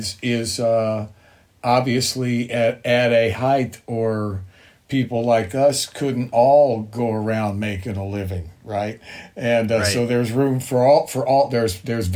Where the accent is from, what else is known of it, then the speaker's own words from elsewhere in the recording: Bowling Green, Kentucky, United States; my hometown in Bowling Green